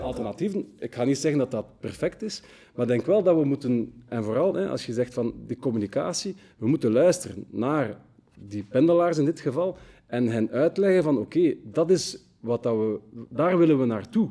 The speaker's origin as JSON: {"language": "Dutch", "town": "Brussels", "region": "Brussels-Capital Region", "country": "Belgium", "said": "geeft ons ook wel wat trots als Brusselaars"}